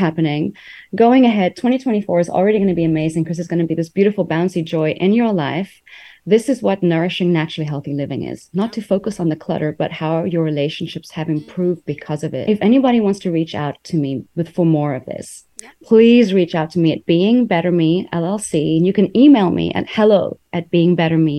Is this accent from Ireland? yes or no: no; South Africa; also born or lived in New York, United States / Taiwan; now in United States; I grew up in South Africa, was in New York. Then I went to Taiwan.